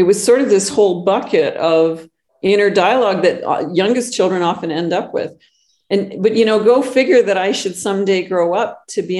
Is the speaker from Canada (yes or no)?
yes; Northern Canada, Canada; now in Costa Rica; I'm not just Canadian, but I grew up in the backwoods of Northern Canada.